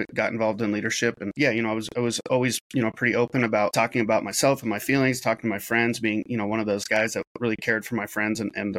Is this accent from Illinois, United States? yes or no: no; Salem, Oregon, United States; moved away; also born or lived in Portland, Oregon; I grew up in Salem, Oregon, and then Portland, Oregon